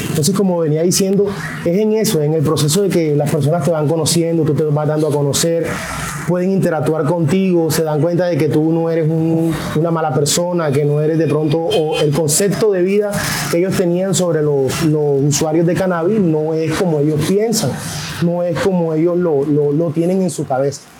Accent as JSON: {"language": "Spanish", "country": "Colombia"}